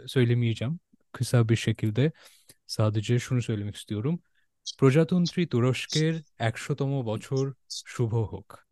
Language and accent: Turkish; Bangladesh; Turkish is a second language; now in Turkey; ben bir Bangladeşli olmama rağmen ve sonrasından Türkçe e, öğrendiğime rağmen